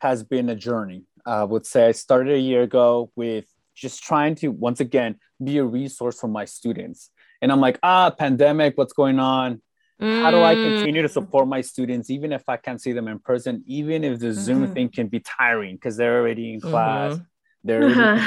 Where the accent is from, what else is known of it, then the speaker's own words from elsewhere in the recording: Salinas, California, United States; moved away as an adult; now in San Jose, United States; I'm originally from Salinas, California, the good old 831, the salad bowl